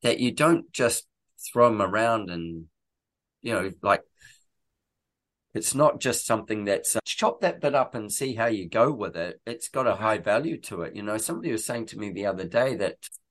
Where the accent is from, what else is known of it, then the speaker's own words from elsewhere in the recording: New Zealand; I'm a New Zealander